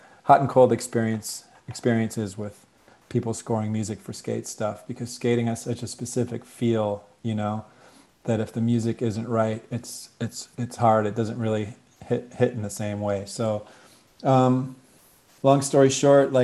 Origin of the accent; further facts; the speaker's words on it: Ann Arbor, Michigan, United States; moved away; also born or lived in Boston, Massachusetts / Indiana / San Francisco, California; I grew up in Michigan. I was actually born outside of Boston, then moved to Indiana for a hot minute. And then I grew up in Michigan, Ann Arbor